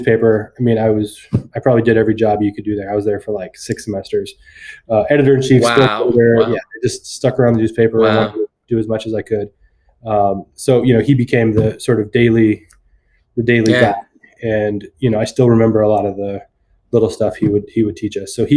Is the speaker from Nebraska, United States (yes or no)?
no; Fremont, California, United States; I'm from Fremont, California.